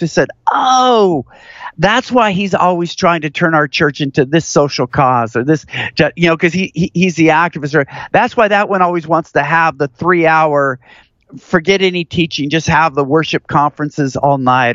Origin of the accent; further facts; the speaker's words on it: Seattle, Washington, United States; now in Houston, United States; where I grew up in Seattle